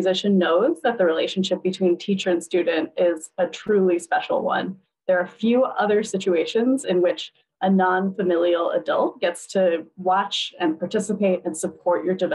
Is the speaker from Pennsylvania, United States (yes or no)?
no; Upper Arlington, Ohio, United States; moved away as an adult; also born or lived in Cleveland, Ohio / Providence, Rhode Island; now in New Haven, United States; I grew up in Upper Arlington, which was a predominantly white suburb of Columbus, Ohio